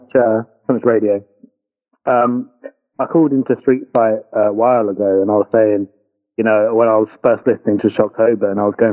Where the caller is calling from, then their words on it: London, United Kingdom; Let's just say London. Yes.